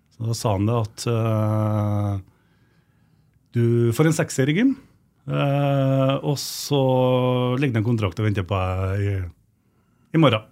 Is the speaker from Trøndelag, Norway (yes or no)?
yes; Trøndelag, Norway; moved away as an adult; also born or lived in Oslo / Fredrikstad; i mm. Oslo som trønder